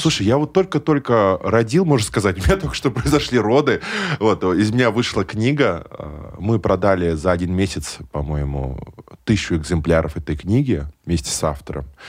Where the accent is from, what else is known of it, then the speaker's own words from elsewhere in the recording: Nizhnekamsk, Tatarstan, Russia; я родился в Нижнекамске